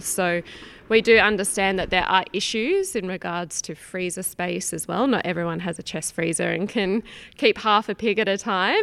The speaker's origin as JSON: {"language": "English", "town": "Sydney", "region": "New South Wales", "country": "Australia", "also_born_or_lived": "Northern Rivers, Australia", "moved": "as an adult", "said": "I'm originally from Sydney, Australia"}